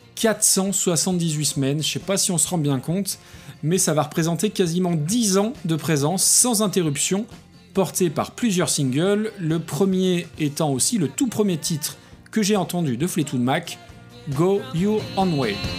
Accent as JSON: {"language": "French", "country": "France", "said": "chez nous en France"}